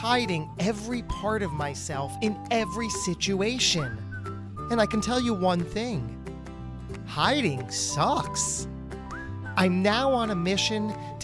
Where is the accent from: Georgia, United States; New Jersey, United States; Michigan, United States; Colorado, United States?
New Jersey, United States; in the New Jersey area, close to my heart, my home state